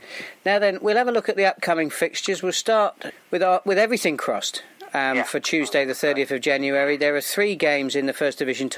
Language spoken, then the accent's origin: English; Melksham, South West England, United Kingdom; my hometown side, Melksham Town